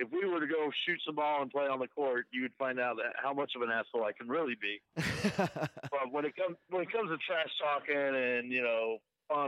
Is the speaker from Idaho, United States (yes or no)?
no; North Carolina, United States; moved away as an adult; now in Las Vegas, United States; I grew up in North Carolina